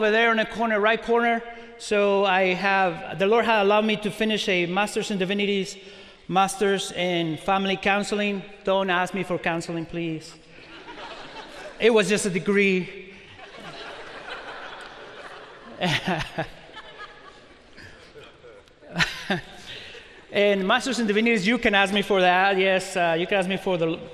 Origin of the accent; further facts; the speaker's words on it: Mexico; also born or lived in Carmel, Indiana; now in Indiana, United States; I was born in Mexico and I speak Spanish.